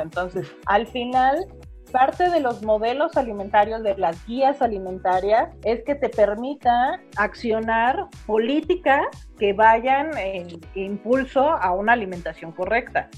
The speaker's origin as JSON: {"language": "Spanish", "country": "Mexico", "said": "pensamos que como mexicanos somos gente de maíz"}